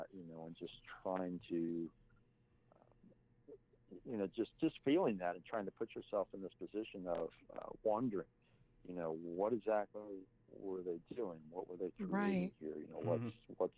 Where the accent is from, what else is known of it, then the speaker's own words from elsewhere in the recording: Texas, United States; I'm not from America, I'm from Texas